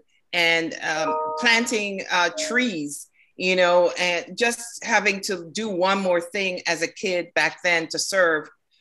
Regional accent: Kingston, Saint Andrew, Jamaica; now in Norcross, United States; I was born in Jamaica in Kingston, St. Andrew

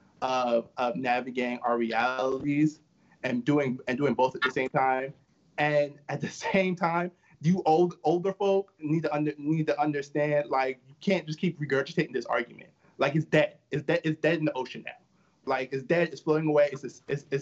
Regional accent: New York City, New York, United States; moved away; also born or lived in Bryan City; growing up in Flatbush in Brooklyn and then living here in Bryan City

